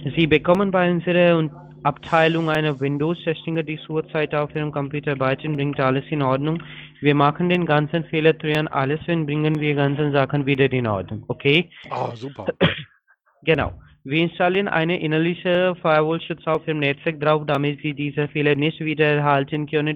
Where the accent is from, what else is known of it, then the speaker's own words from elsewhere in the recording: India; German is a second language; now in Berlin, Germany; ich bin ein Inder